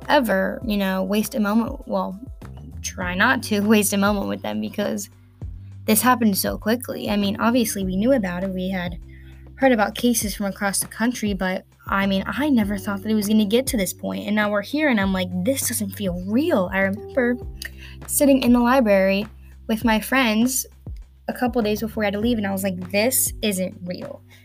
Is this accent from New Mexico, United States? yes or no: no; northern Kentucky, United States; I'm from Kentucky, in like the northernmost part of Kentucky